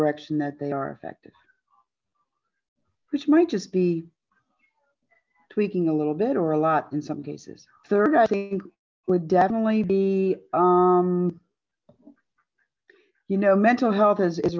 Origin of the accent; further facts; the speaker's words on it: Montgomery County, Maryland, United States; moved away as an adult; also born or lived in West Virginia; now in Jefferson County, West Virginia, United States; I'm originally from Montgomery County, Maryland